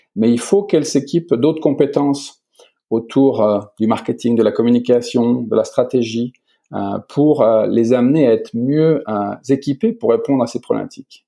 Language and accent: French; Beaune, Bourgogne-Franche-Comté, France; moved away as an adult; also born or lived in Italy; je suis à Beaune, dans ma ville natale, en fait, en plein cœur de la Bourgogne